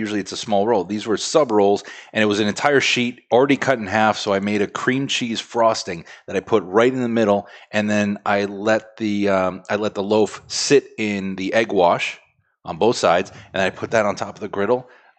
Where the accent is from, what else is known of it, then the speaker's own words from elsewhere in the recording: France; English is a second language; Bread. I'm French.